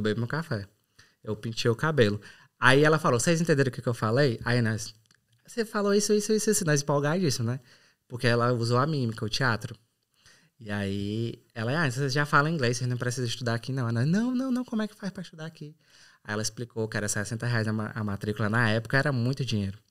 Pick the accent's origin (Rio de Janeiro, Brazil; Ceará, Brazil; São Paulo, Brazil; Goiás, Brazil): Ceará, Brazil; São Benedito; moved away as an adult; also born or lived in Sobral / Fortaleza / England; now in Ireland; sou do Ceará, mais boa. precisamente de São Benedito, na Serra da Ibiapaba